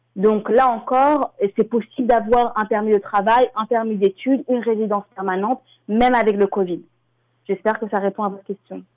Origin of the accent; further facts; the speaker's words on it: Paris, Île-de-France, France; moved away as an adult; now in Toronto, Canada; je suis originaire de Paris. J'ai immigré au Canada euh, il y a sept ans